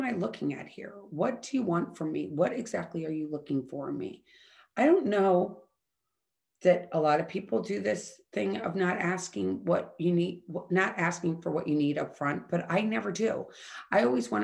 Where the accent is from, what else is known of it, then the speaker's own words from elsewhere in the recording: St. Louis, Missouri, United States; I grew up in St. Louis, Missouri